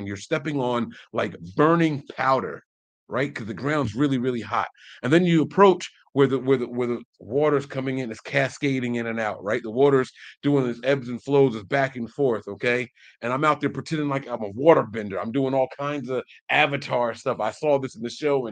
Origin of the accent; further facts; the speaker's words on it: New Jersey, United States; I'm from Jersey.